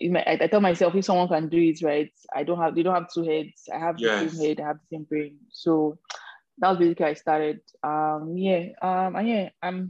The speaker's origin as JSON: {"language": "English", "region": "Edo", "country": "Nigeria", "also_born_or_lived": "Port Harcourt", "moved": "as an adult", "lives_now": "North America", "said": "I'm Nigerian from Edo State"}